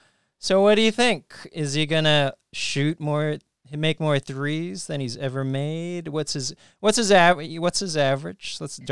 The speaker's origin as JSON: {"language": "English", "region": "California", "country": "United States", "said": "We're from the Bay. We are Warriors fans."}